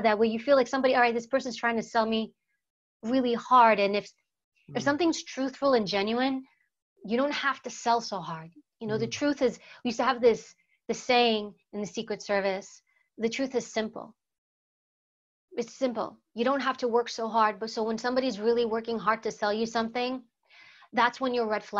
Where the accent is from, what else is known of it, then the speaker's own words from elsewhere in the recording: New York City, New York, United States; first language Greek; English is a second language; we lived in New York City. I was born in Harlem, Washington Heights area, which was a very high crime, very poor area. And Greek was actually my first language. I learned English in school. And we grew up around crime